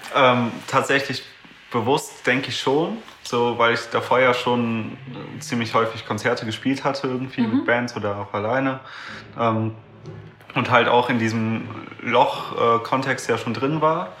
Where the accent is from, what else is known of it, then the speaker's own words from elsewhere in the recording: Düsseldorf, North Rhine-Westphalia, Germany; ich komme aus Düsseldorf